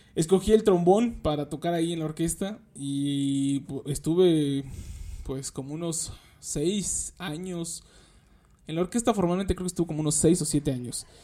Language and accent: Spanish; Nezahualcóyotl, State of Mexico, Mexico; yo soy de aquí de Nezahualcóyotl, del, este, del municipio de Nezahualcóyotl, aquí en el Estado de México